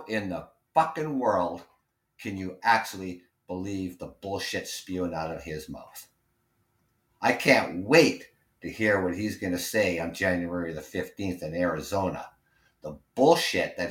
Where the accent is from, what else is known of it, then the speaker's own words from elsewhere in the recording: Ontario, Canada; I'm Canadian. And we live next door to you.